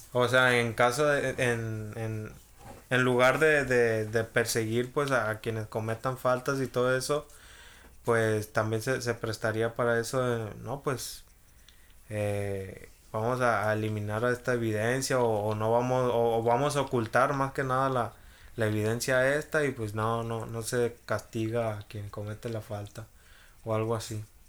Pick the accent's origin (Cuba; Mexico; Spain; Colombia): Mexico; aquí en México, pues ya sabes cómo somos los mexicanos